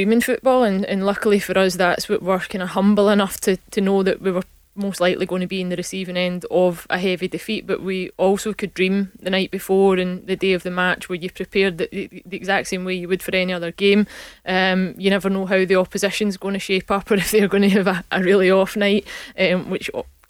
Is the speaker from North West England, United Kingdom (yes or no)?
no; Scotland, United Kingdom; I think that's us being typically Scottish when we look at that.